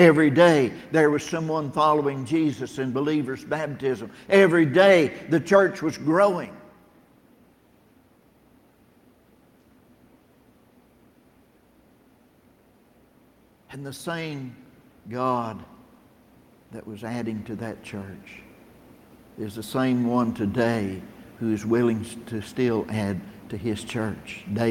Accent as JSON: {"language": "English", "region": "Tennessee", "country": "United States", "also_born_or_lived": "Battle Creek, Michigan", "said": "I'm from Tennessee."}